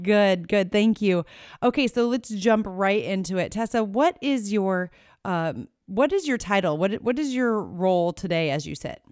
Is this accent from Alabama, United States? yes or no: no; Iowa, United States; right here in, in Iowa, which is my home state